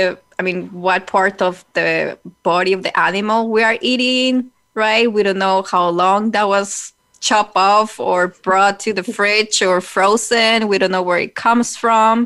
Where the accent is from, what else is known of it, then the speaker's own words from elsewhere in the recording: Colombia; when I was growing up in Colombia